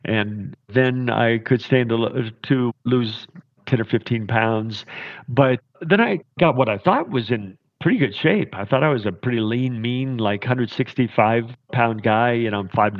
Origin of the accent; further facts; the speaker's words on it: southeastern Kentucky, United States; now in Park City, United States; I come from deep in the hills of southeastern Kentucky